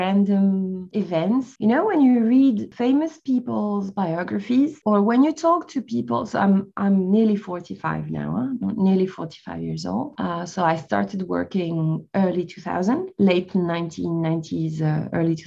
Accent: France; also born or lived in Algeria; I was born in Algeria, in North Africa, and raised in France.

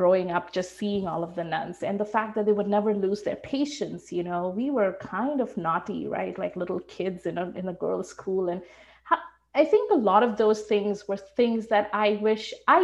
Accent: Shillong, Meghalaya, India; now in Vancouver, Canada; I grew up in India.

